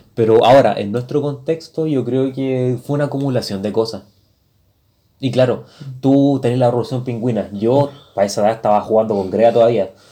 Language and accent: Spanish; Chile